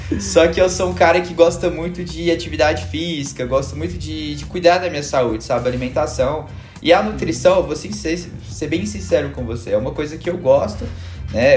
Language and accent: Portuguese; Belo Horizonte, Minas Gerais, Brazil; moved away as an adult; now in Santa Catarina, Brazil; eu sou de Belo Horizonte